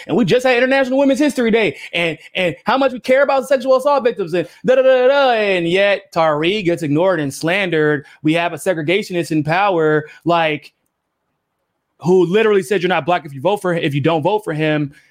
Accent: United States; as an American

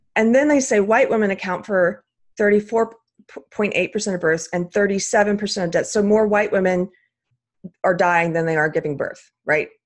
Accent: South Carolina, United States; now in Texas, United States; I'm actually not from Texas. I'm from South Carolina.

